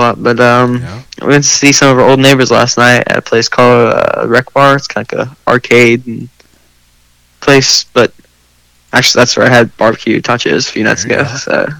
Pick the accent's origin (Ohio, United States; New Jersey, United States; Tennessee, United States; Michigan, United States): Ohio, United States; now in Kentucky, United States; I was born in Ohio